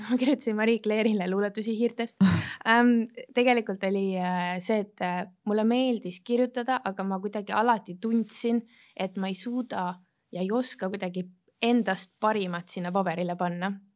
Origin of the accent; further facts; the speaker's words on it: Estonia; moved away as an adult; also born or lived in London; now in Dubai, United Arab Emirates; alustasin ikka Eestist